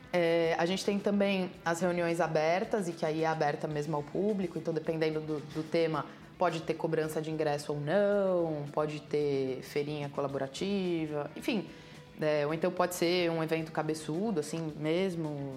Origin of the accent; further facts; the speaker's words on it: Santos, São Paulo, Brazil; Eu sou de Santos